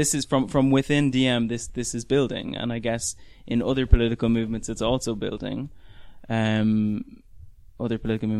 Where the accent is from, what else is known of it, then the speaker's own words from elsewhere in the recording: Ireland; now in Berlin, Germany; me being Irish, living in Berlin